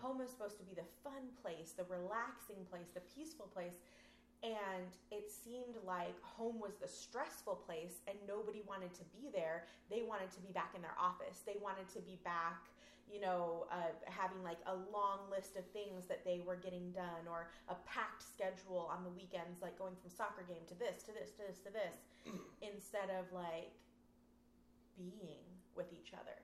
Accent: California, United States; I'm a Californian

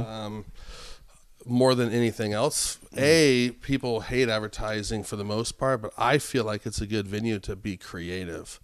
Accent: Albuquerque, New Mexico, United States; moved away; I grew up in Albuquerque

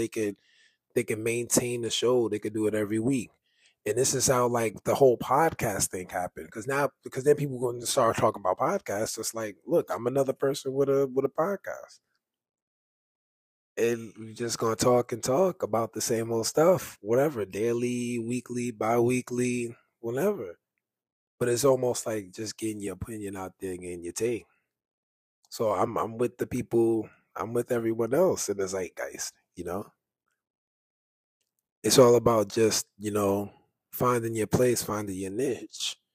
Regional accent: New York City, New York, United States; I'm from New York, I grew up in Harlem, like, I'm from the Bronx, Fordham Road

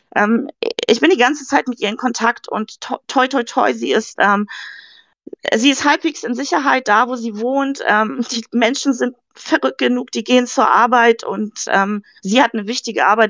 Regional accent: Hamburg, Germany; ich komme ja aus Hamburg

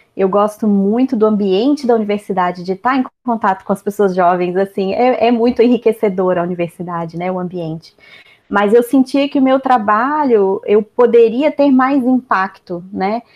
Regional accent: Brazil; moved away as an adult; also born or lived in Belgium; eu era brasileira

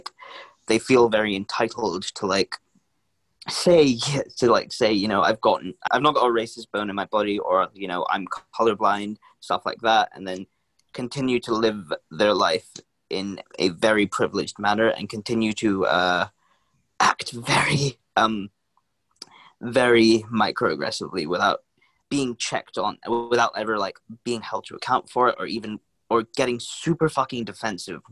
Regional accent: London, United Kingdom; accent: urban London; my accent's pretty urban, it's pretty London

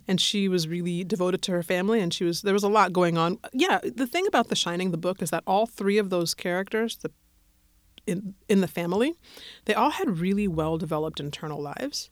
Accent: Colorado, United States; I'm from Colorado

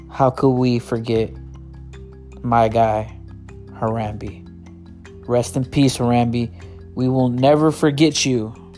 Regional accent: United States; I'm not from Mexico. My grandparents aren't from Mexico. My great great grandparents aren't not from Mexico we're born here

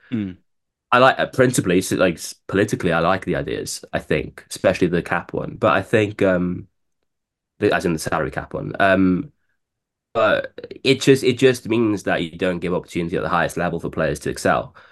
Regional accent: Laugharne, Wales, United Kingdom; moved away as an adult; now in London, United Kingdom; I was quite lucky to live be born in the village that has that sort of um, pedigree.

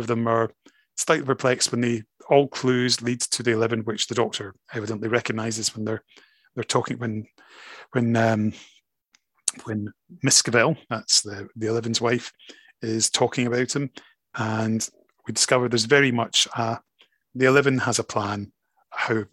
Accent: Scotland, United Kingdom; Absolutely, I define as Scottish, but I am British

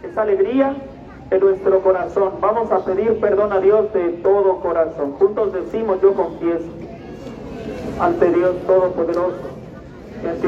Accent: Mexico; esta solemnidad que celebramos no solo como mexicanos, sino como católicos

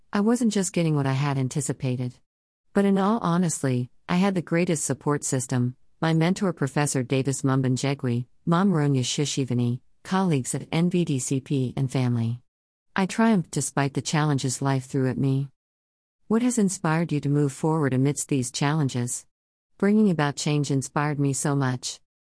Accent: Okahandja, Otjozondjupa, Namibia; also born or lived in Ohangwena Region, Namibia / Windhoek, Namibia; I was raised in Okahandya town, about seventy kilometers from the capital city of Namibia.

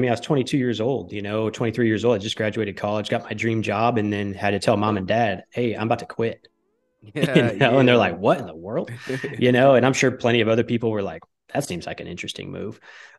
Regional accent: Michigan, United States; also born or lived in Connecticut / New York City; now in Texas, United States; I grew up in the Northern Michigan. I lived in Connecticut. I worked for ESPN. And then I moved to New York City for like 6 months.

